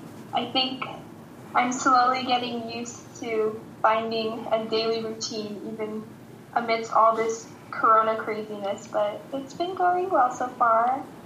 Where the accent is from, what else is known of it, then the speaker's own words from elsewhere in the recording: Mililani, Hawaii, United States; also born or lived in Bay Area, California; So most of my life is, what I know is in Hawaii. So born in the Bay Area, but raised in Hawaii.